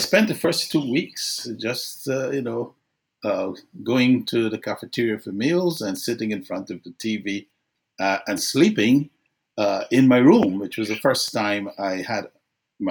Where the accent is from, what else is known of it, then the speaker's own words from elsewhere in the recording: Guyana; moved away as an adult; I grew up in Guyana